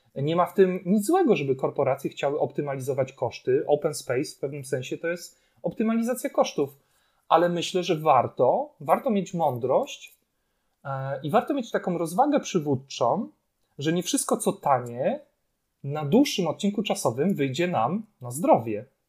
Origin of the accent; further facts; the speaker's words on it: Poland; Urodziliśmy się akurat tutaj, w tym kraju.